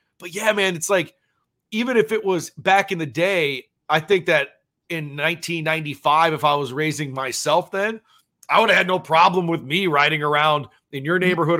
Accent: Sioux Falls, South Dakota, United States; If I lived in Sioux Falls, and I grew up in Sioux Falls, and my mom raised me on 44th Street in Marion, which is now, you know, a very busy intersection, 3 blocks away from 41st and Marion.

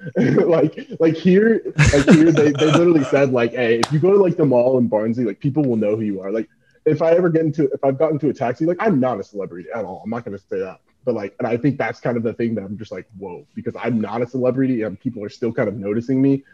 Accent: United States; me growing up in the States

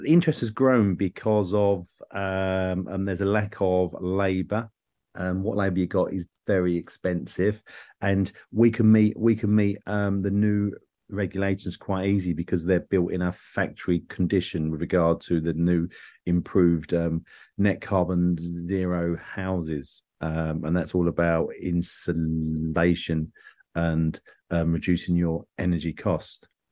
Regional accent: England, United Kingdom; I'm an English person

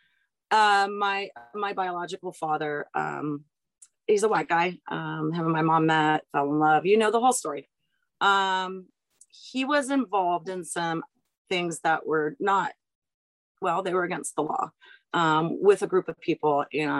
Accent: San Diego, California, United States; we grew up in San Diego and it's Carlsbad and it's the Padres.

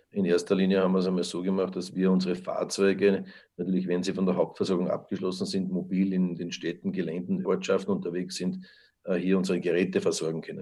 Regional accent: Lower Austria, Austria; da sind wir sicher europaweit vorne als Niederösterreicher

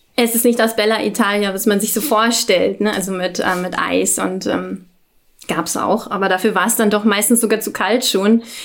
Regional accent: Berlin, Germany; ich komme aus Berlin

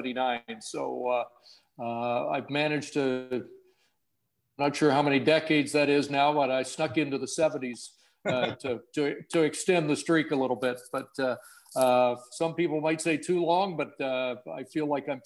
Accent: Brampton, Ontario, Canada; moved away as an adult; also born or lived in Edmonton; my hometown's Brampton, Ontario

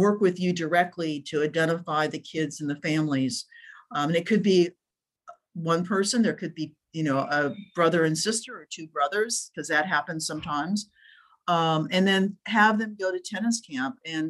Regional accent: Dayton, Ohio, United States; now in Orange County, United States; I started playing when I was living in the Midwest. I think I might've been like 9, and I learned in a park in Ohio. Loved what part of Ohio? In Dayton.

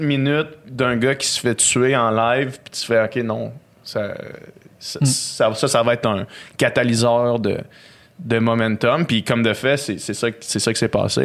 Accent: Quebec City, Quebec, Canada; je viens de Québec. On vient de Québec.

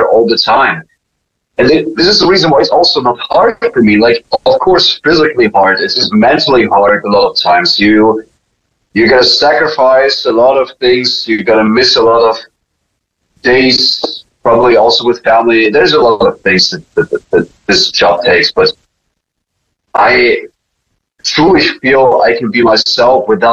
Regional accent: Germany; moved away; when I was raised in Germany

